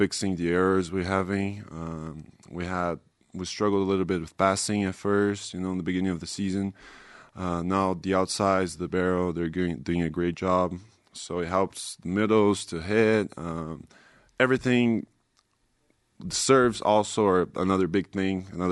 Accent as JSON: {"language": "English", "country": "Brazil", "first_language": "Portuguese", "second_language": "English", "moved": "yes", "lives_now": "Provo, United States", "said": "I'm from Brazil."}